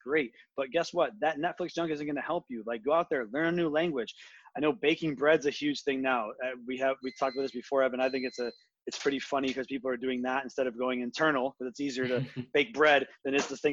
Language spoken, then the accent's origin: English; United States; as an American who actually cares